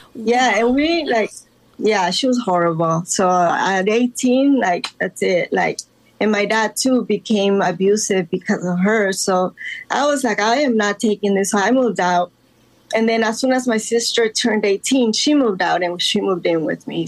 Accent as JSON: {"language": "English", "town": "Los Angeles", "region": "California", "country": "United States", "tie": "born or raised there", "also_born_or_lived": "Guatemala", "said": "I was uh, born in Guatemala, but I was raised in Los Angeles since the age of 10"}